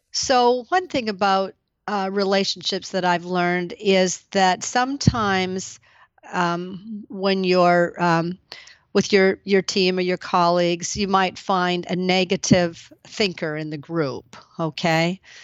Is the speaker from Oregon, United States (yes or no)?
no; Maine, United States; now in Lowell, United States; it's my home state